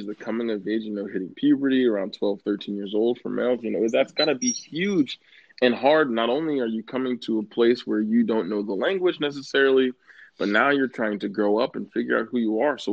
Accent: Pennsylvania, United States; I'm born in Pennsylvania

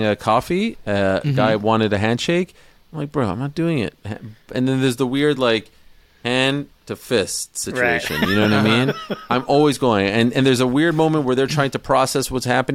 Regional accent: Montreal, Quebec, Canada; We're from Montreal

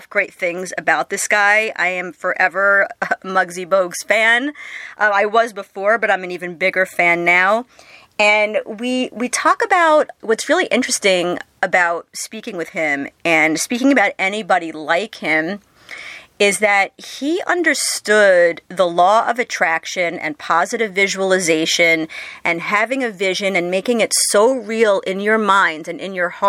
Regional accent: New York, United States; I'm a New Yorker

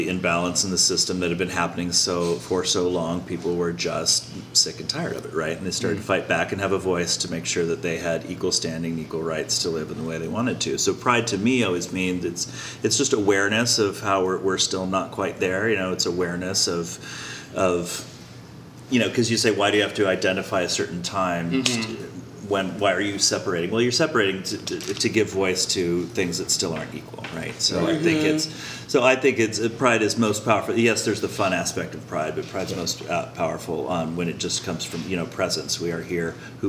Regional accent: Colorado, United States; You know, I grew up in Colorado, and Columbine was one of my competing high schools

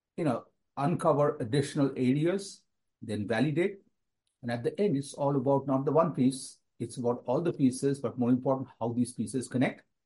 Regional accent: India; moved away as an adult; growing up in India, which is always in my heart, even though I've been away from the country for nearly 40 years.

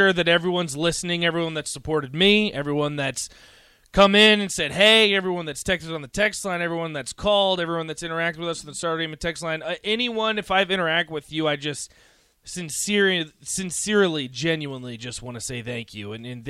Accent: Blacksburg, Virginia, United States; moved away as an adult; now in Lincoln, United States; I'm not from Nebraska. I'm from halfway across the country, in Blacksburg, Virginia. This isn't my home. I knew no one moving here.

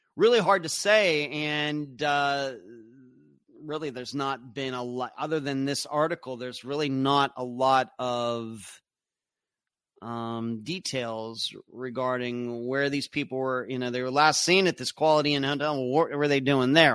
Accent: Leechburg, Pennsylvania, United States; moved away; my hometown of Leechburg, Pennsylvania

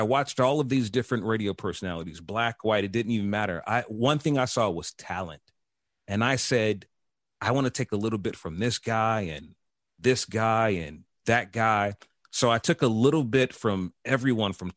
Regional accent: Chicago, Illinois, United States; moved away as an adult; also born or lived in North Carolina / Atlanta; when I go back to Chicago, to my hood where I'm from

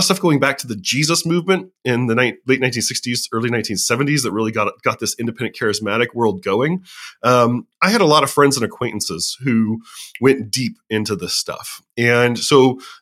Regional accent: Southern California, United States; I was born and raised in Southern California

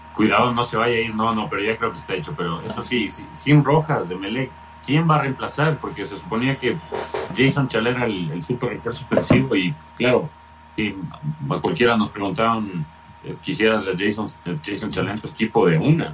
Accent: Ecuador; como ecuatorianos

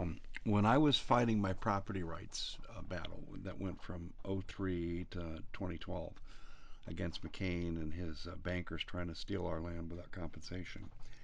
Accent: Arizona, United States; born or raised there

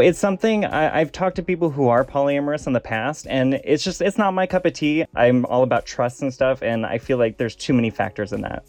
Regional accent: Des Moines, Iowa, United States; also born or lived in San Francisco; now in Los Angeles, United States; I'm originally from Des Moines, Iowa.

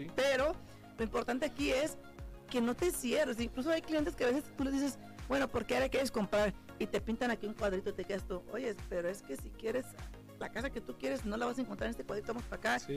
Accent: San Jose, California, United States; moved away; Yo soy de, de, la Bahía, yo soy de San José, California

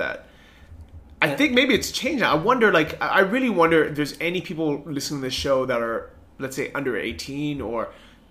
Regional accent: San Francisco, California, United States; moved away; growing up in San Francisco

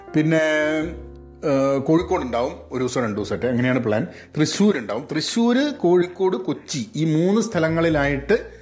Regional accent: Kozhikode, Kerala, India; born or raised there; now in California, United States

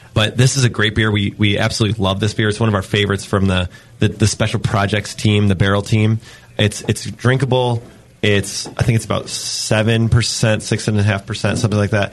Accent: New York, United States; now in San Diego, United States; I'm from New York

